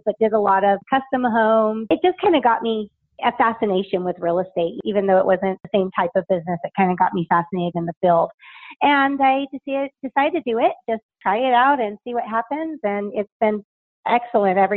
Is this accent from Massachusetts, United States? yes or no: no; Las Vegas, Nevada, United States; I was born and raised in Vegas